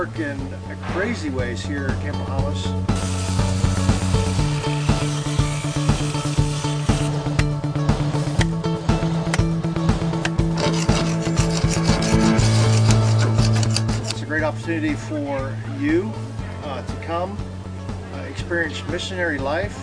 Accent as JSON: {"language": "English", "region": "Pennsylvania", "country": "United States", "said": "I'm from Pennsylvania."}